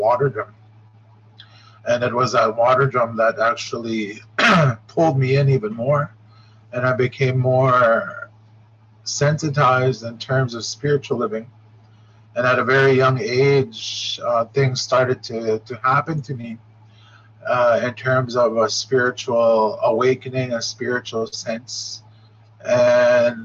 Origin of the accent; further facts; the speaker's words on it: Shoal Lake, Ontario, Canada; also born or lived in Grassy River, Ontario; I am from Shoal Lake, here in the center, right close to the Manitoba border and Minnesota borders